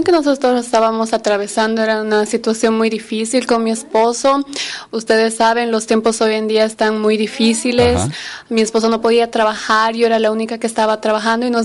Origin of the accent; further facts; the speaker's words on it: United States; como les dije, habíamos llegado de Bolivia. yo soy americana y mi esposo estaba viniendo acá como turista